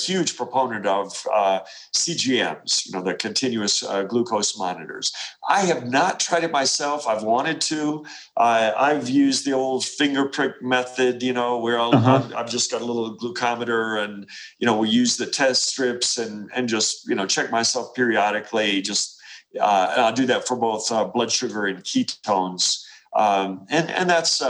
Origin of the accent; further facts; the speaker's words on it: Appalachia, United States; I come from Appalachia